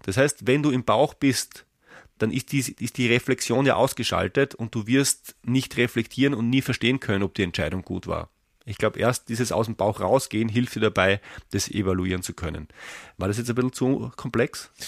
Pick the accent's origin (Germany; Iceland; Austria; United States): Austria; ich bin Österreicher